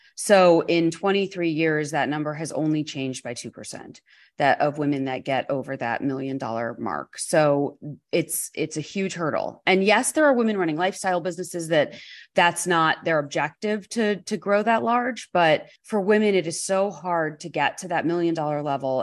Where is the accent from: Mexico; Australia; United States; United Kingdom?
United States; New York; being a New Yorker